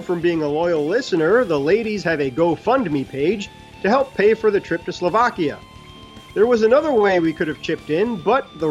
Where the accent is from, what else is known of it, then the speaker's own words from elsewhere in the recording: New York City, New York, United States; born and raised in Brooklyn